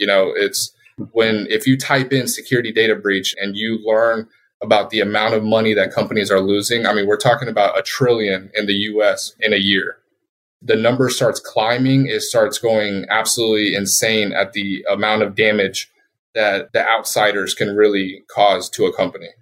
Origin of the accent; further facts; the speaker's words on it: Colorado, United States; moved away as an adult; also born or lived in Puerto Rico / Japan / Philippines / Guam; I was born in Puerto Rico, and I was raised in Colorado.